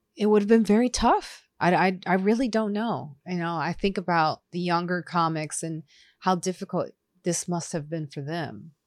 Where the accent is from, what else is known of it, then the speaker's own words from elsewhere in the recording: Highland Park, Illinois, United States; also born or lived in Chicago / suburbs of Chicago; I grew up in Highland Park, Illinois